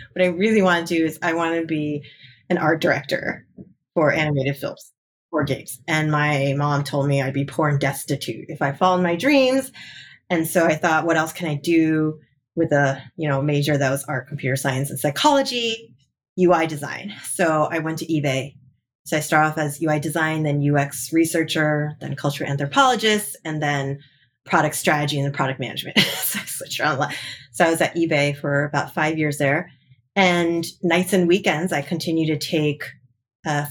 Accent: New Jersey, United States; now in California, United States; I grew up in the best state of the nation, which is New Jersey.

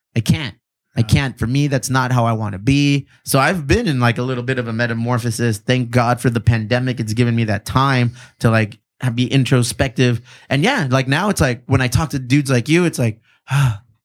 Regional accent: Bonita, California, United States; I grew up in Benita

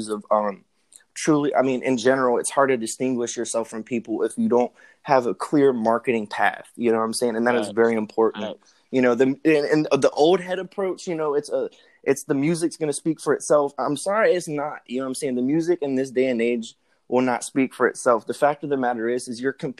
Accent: Norfolk, Virginia, United States; I was born and raised in Norfolk

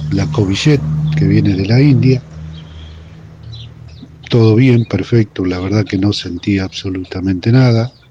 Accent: Olavarría, Buenos Aires Province, Argentina; soy de Olavarría, provincia de Buenos Aires, República Argentina.

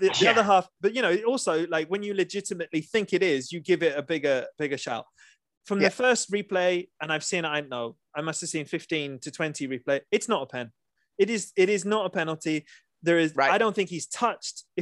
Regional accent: England, United Kingdom; us as the English

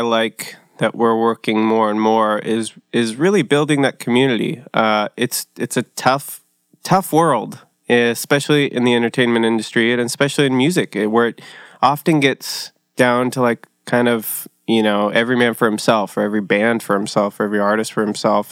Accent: Costa Mesa, California, United States; also born or lived in Orange, California; I was born in, uh, Orange at, uh, Saint Joe's, but raised in Costa Mesa

